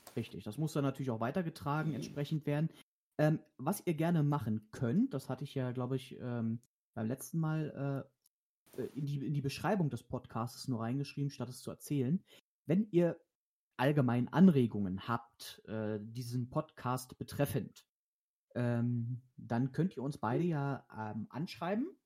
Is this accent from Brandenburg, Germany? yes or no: yes; Brandenburg, Germany; moved away; ich komme ja aus Brandenburg äh, gebürtig